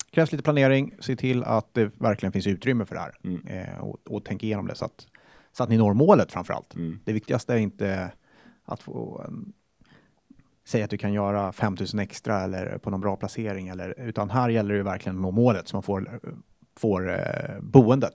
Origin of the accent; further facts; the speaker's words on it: Sweden; Jag är svensk.